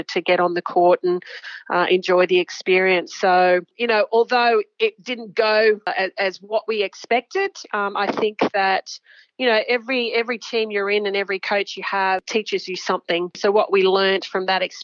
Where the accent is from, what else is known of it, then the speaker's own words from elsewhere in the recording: Sydney, New South Wales, Australia; also born or lived in Papua New Guinea; I grew up in Sydney